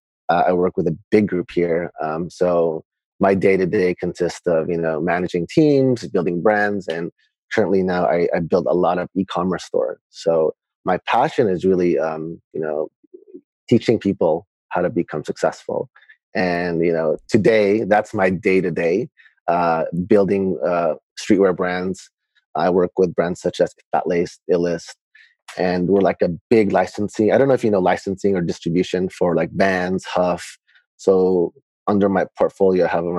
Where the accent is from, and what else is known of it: Long Beach, California, United States; born or raised there; also born or lived in Manila, Philippines; now in Philippines